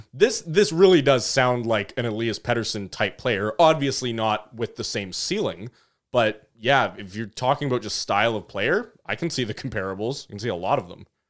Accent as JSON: {"language": "English", "town": "Vancouver", "region": "British Columbia", "country": "Canada", "tie": "born or raised there", "said": "as a kid growing up in Vancouver"}